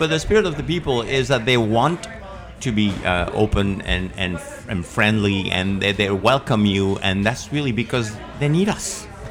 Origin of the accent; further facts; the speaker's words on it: Spain; moved away; I was born in Spain